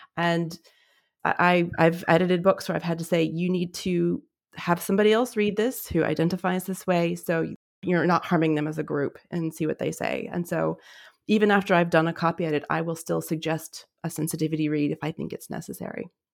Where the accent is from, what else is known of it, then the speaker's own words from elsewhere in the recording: Albuquerque, New Mexico, United States; moved away as an adult; also born or lived in Oregon; so I was born and raised in Albuquerque, New Mexico, but I went to university in Oregon